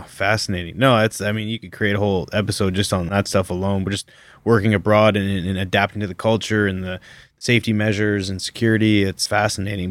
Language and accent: English; Canada; moved away; as a Canadian coming here